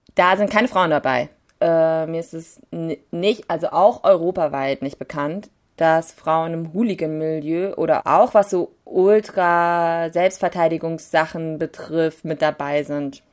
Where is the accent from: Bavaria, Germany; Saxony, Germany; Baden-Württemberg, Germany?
Saxony, Germany; Leipzig; als Leipziger wissen wir